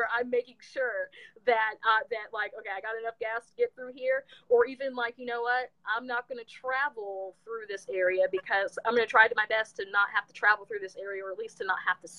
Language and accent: English; Kansas City, United States; I'm from the Kansas City area